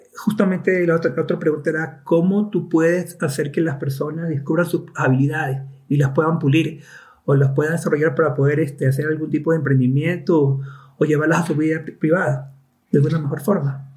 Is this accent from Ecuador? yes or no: yes; Ecuador; also born or lived in Cuenca; yo soy de Ecuador y vivo en Cuenca ahora.